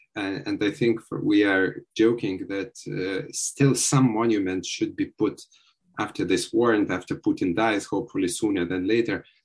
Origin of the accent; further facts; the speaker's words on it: Vilnius, Vilnius County, Lithuania; moved away as an adult; now in Kyiv, Ukraine; originally I'm Lithuanian from Vilnius, but uh, for the last seven years, uh, we've been living in Kiev, Ukraine